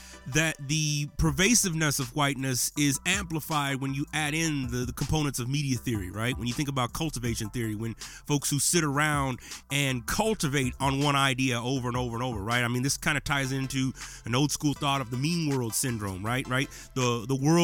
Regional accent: Menard, Texas, United States; this is what I grew up with in Menard, Texas

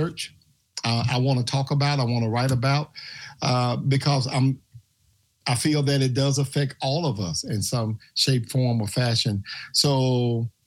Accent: Memphis, Tennessee, United States; I'm from Memphis, Tennessee. I was born and raised here

